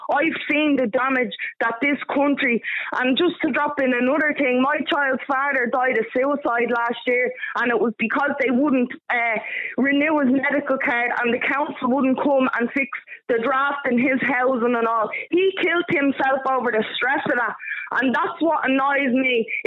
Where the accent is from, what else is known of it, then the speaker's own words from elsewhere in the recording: Dublin, Leinster, Ireland; moved away as an adult; now in Longford, Ireland; I'm from Blanchardstown, yeah? But I live in Longford the past eight years, right? Not that you know by my accent, right?